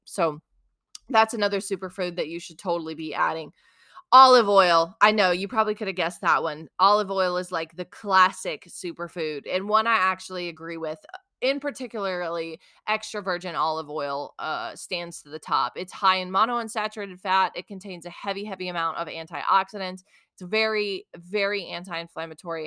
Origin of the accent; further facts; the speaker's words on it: South Mississippi, United States; I grew up in South Mississippi